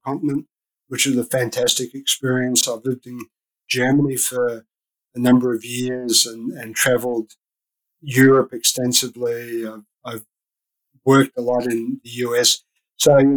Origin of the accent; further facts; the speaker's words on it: Australia; moved away as an adult; So I'm Australian. I don't know if you can pick up my accent, but I'm Australian.